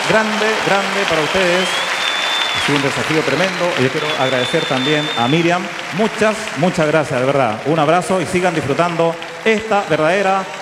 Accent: Talagante, Santiago Metropolitan, Chile; a mí me lo pegaban cuando chico, yo vivía en Talagante, me acuerdo que hay gente que me preguntaba, ¿dónde vives en Talagante?

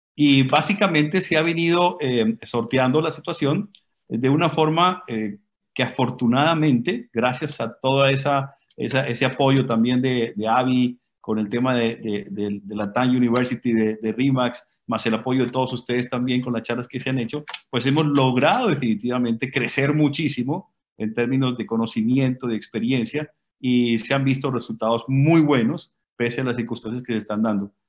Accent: Colombia; also born or lived in Ecuador; now in Guayaquil, Ecuador; nosotros somos colombianos, eh, llevamos 24 eh, años ya en Ecuador

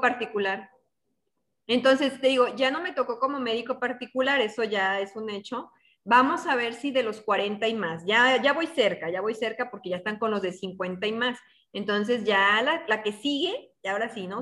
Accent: northern Mexico, Mexico; estamos en el norte y así se habla.

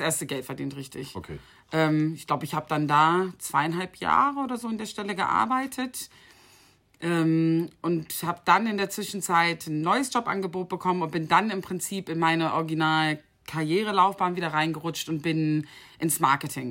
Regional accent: Bennigsen, Lower Saxony, Germany; moved away as an adult; also born or lived in Dubai; FC Bennigsen in meinem Heimatdorf

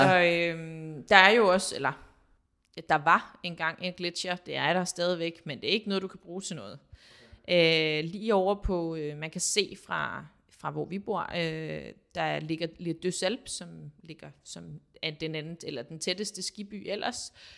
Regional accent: Denmark; moved away as an adult; now in France; boede her hjemme i Danmark

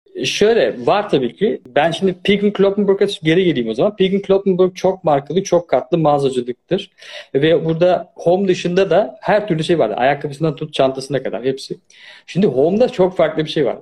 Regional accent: Turkey; moved away; also born or lived in Germany / Austria; Ben Almanya'da doğdum ama Türkiye'de büyüdüm.

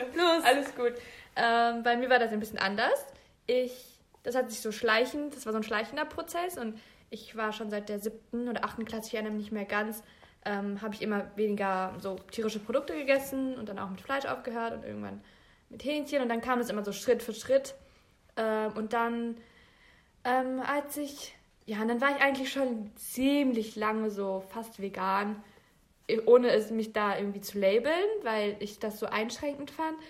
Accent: Bielefeld, North Rhine-Westphalia, Germany; Ich bin geboren und aufgewachsen in Bielefeld

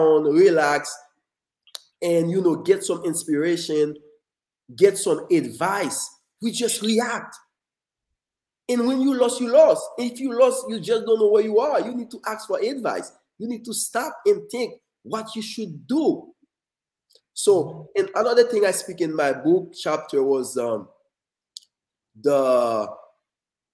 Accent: Haiti; moved away; born and raised in Haiti

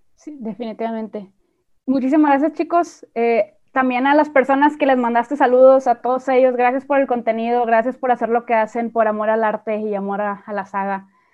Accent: Mexico; nosotros somos de México

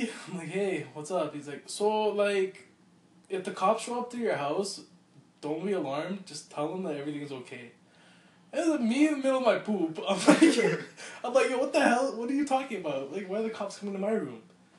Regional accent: Assam, India; I'm from Assam, from India.

